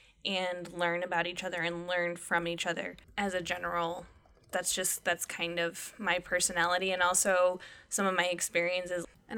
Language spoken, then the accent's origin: English; United States; So as an American